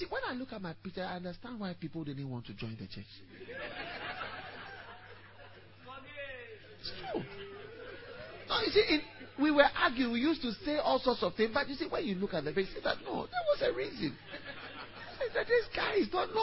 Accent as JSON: {"language": "English", "country": "Ghana", "said": "I am coming from Kolegono in Ghana."}